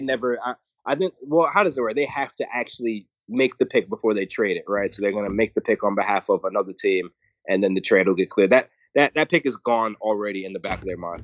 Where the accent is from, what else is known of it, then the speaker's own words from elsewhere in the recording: New York City, New York, United States; here in my hometown in Brooklyn